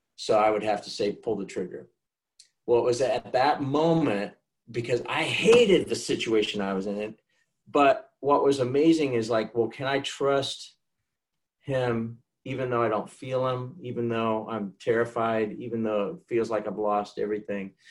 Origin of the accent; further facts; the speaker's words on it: Kansas, United States; also born or lived in Cleveland, Ohio; now in Charlotte, United States; Charlotte's just home to me, even though I was raised in Kansas.